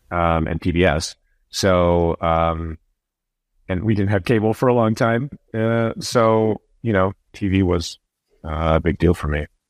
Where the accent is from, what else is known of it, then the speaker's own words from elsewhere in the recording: Iowa, United States; I'm from Iowa